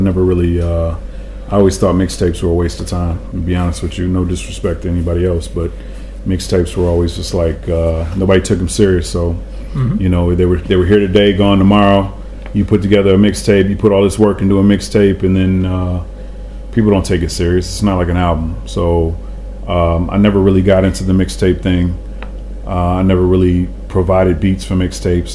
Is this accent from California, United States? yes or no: no; Grand Rapids, Michigan, United States; also born or lived in Detroit; I grew up in Grand Rapids